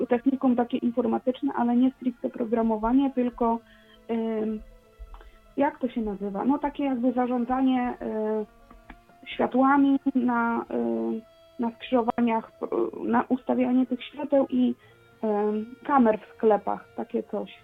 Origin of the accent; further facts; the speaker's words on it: Poland; accent: Polish; czuję się takim polskim, wiesz, y, potato, że mam akcent jakiś do dupy